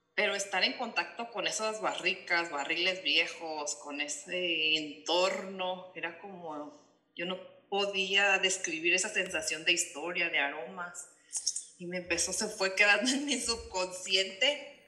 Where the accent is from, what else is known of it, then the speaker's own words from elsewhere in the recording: Ensenada, Baja California, Mexico; also born or lived in Australia; siendo aquí de, Ensenada